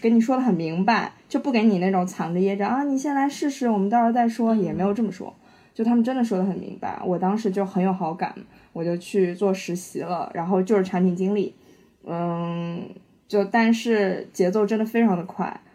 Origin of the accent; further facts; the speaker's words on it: Shanghai, China; 我是上海人